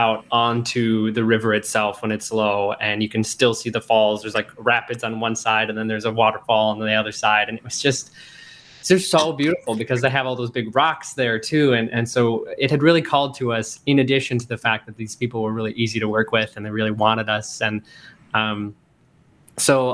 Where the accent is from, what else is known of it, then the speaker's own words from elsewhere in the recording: Pine City, Minnesota, United States; now in Twin Cities, United States; I grew up in Pine City, mm-hmm. and I know Pine County well